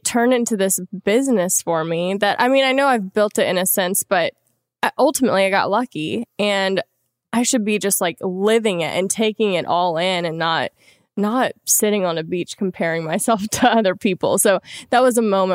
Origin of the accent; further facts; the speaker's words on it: Louisiana, United States; moved away; I'm from Louisiana originally.